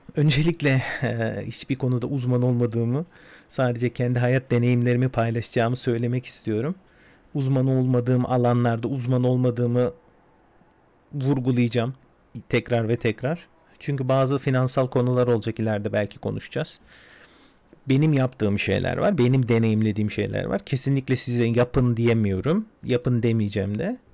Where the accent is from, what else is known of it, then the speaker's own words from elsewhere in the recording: Istanbul, Turkey; İstanbul'da doğdum, büyüdüm